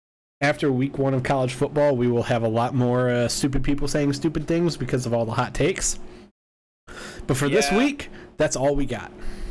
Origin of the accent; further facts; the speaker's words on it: Bradenton, Florida, United States; my hometown of Bradenton, Florida.